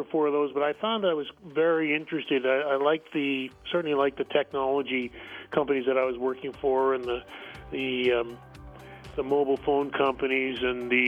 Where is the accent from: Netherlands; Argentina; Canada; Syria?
Canada; also born or lived in Ottawa / Toronto